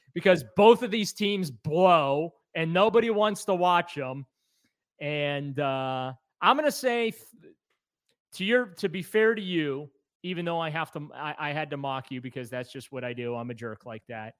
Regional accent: New Orleans, Louisiana, United States; I was born in New Orleans

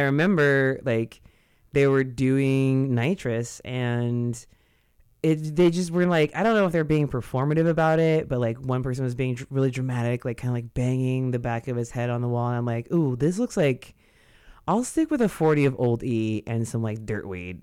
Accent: Modesto, California, United States; I grew up in Modesto

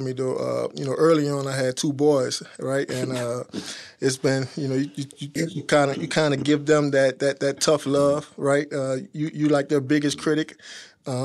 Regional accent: New Orleans, Louisiana, United States; I'm from New Orleans.

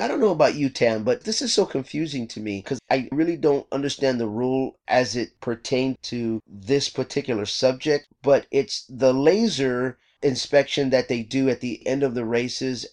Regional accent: Texas, United States; now in California, United States; I grew up in Texas

